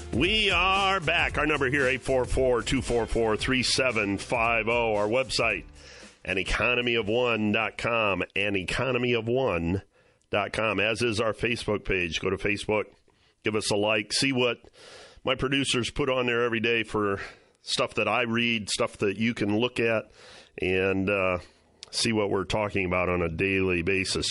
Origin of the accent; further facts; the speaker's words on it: Ohio, United States; Cleveland, Ohio, my home state